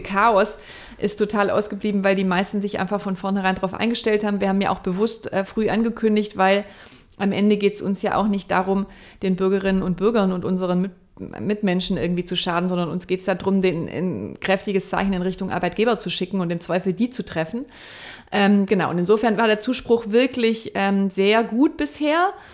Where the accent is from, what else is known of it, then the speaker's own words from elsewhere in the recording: near Stuttgart, Baden-Württemberg, Germany; now in Hamburg, Germany; Ich komme ja aus der Nähe von Stuttgart